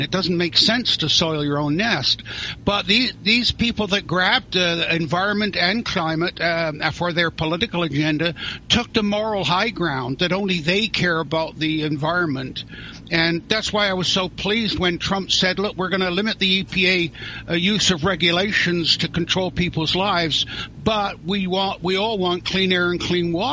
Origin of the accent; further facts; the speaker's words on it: near Stonehenge, South West England, United Kingdom; now in Canada; I was born in England near Stonehenge, so I always put Druid down in the religious section of the government form. Never got called. But I emigrated to Canada